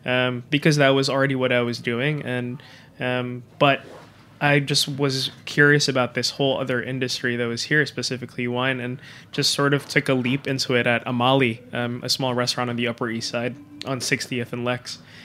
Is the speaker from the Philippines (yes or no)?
yes; Manila, Metro Manila, Philippines; moved away as an adult; also born or lived in Japan; now in New York City, United States; I was born and raised in Manila. Um, spent all my life over there